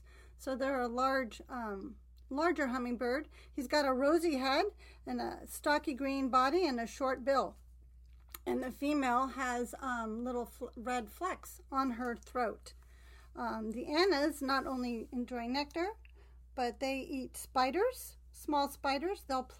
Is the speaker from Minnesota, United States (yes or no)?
no; California, United States; moved away; I grew up in California.